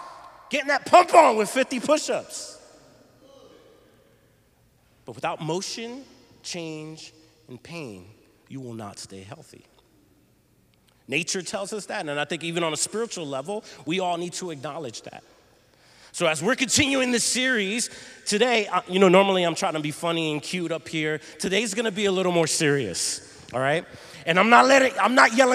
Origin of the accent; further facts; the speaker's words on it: Philadelphia, Pennsylvania, United States; we're from the Philly area